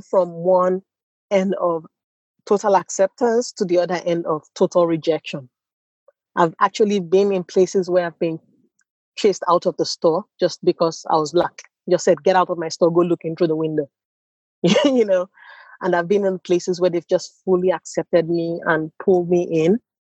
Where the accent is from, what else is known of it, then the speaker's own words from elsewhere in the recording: Nigeria; accent: Nigerian; moved away as an adult; also born or lived in United States; now in Stockholm, Sweden; my accent is very Nigerian, and I grew up in Nigeria.